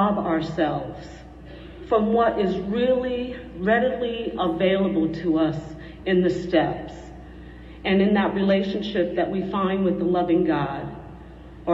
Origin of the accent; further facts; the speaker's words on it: Rhode Island, United States; moved away; also born or lived in West End, Southern California; I'm from Rhode Island originally. And I was raised by a father